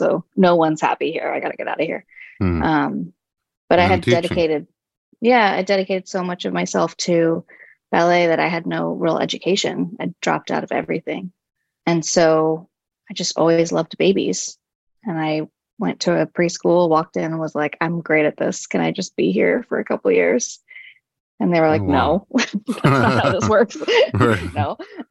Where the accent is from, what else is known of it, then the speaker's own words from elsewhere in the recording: Los Angeles, California, United States; born in LA and raised